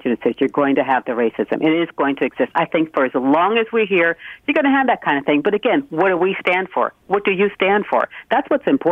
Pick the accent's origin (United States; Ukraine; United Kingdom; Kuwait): United States; Connecticut; moved away as an adult; now in Toronto, Canada; I was born in Connecticut, so I have dual citizenship. I've been here in Toronto for more than 20 years